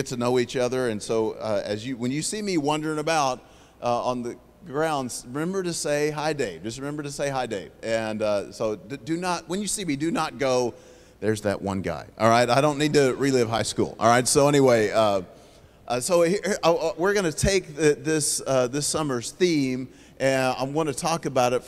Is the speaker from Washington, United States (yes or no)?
no; Oklahoma City, Oklahoma, United States; moved away as an adult; now in Houston, United States; So I'm originally from Oklahoma City. I currently live in Houston, Texas.